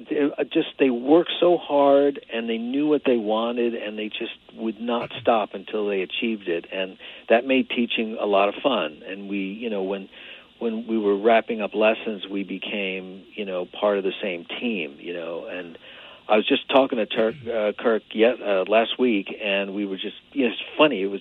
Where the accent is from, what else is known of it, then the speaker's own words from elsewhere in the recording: Long Island, New York, United States; I grew up on Long Island